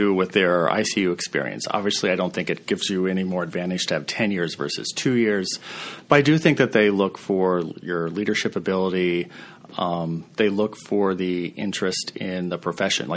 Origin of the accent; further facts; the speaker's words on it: Montana, United States; I grew up in Montana. My mom is a nurse in rural Montana.